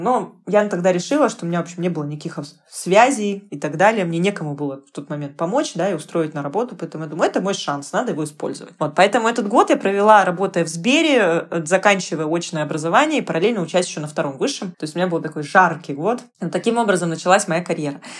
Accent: Novosibirsk, Novosibirsk Oblast, Russia; я из Новосибирска

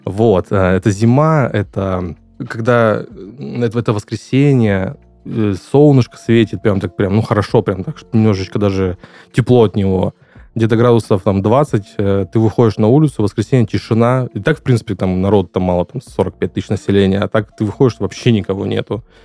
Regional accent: Ukraine; also born or lived in Langepas, Khanty-Mansi Autonomous Okrug, Russia; now in Krasnodar Krai, Russia; я родом из Украины

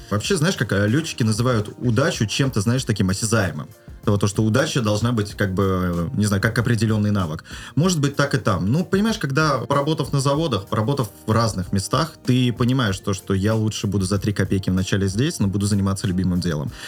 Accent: Kaliningrad, Kaliningrad Oblast, Russia; в моем родном городе Калининграде был уникальный медицинский колледж

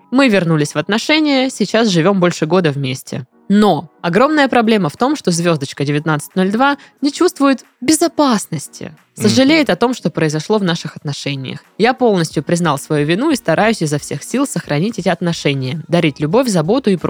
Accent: Volga region, Russia; Первый год у нас были отношения на расстоянии. Я с Поволжья, она с Кубани.

